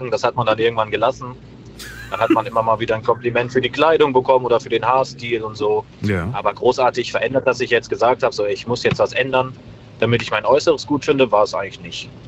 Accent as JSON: {"language": "German", "town": "Meckenheim", "region": "North Rhine-Westphalia", "country": "Germany", "said": "Wir kommen aus Meckenheim."}